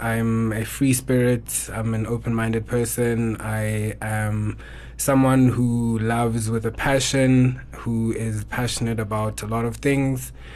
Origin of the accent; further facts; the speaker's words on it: Eastern Cape, South Africa; now in Johannesburg, South Africa; born and bred in the Eastern Cape